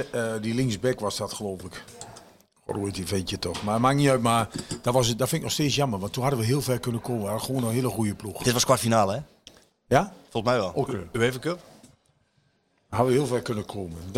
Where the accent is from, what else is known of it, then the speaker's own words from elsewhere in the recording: Groningen, Netherlands; En ik kwam van Groningen, dus daar is het. Groningers kunnen ook wel genieten, maar op een andere manier.